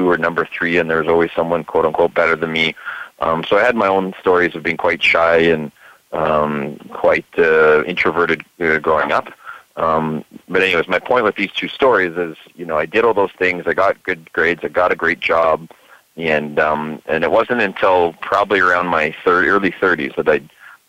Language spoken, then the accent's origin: English; Vancouver, British Columbia, Canada; I grew up here in Vancouver, Canada